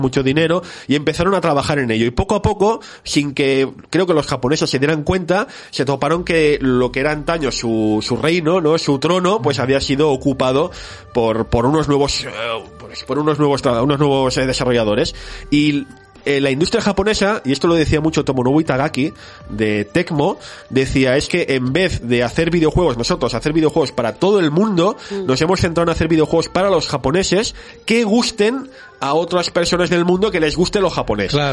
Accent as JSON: {"language": "Spanish", "town": "Barcelona", "region": "Catalonia", "country": "Spain", "said": "soy un chico de Barcelona que nació el año 81"}